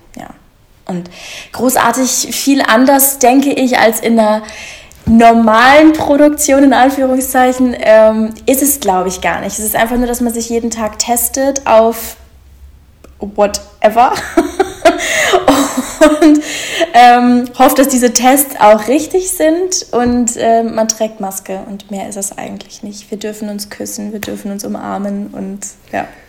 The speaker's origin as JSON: {"language": "German", "town": "Munich", "region": "Bavaria", "country": "Germany", "moved": "yes", "lives_now": "Berlin, Germany", "said": "ursprünglich komme ich aus München, aber da wohne ich schon lange nicht mehr"}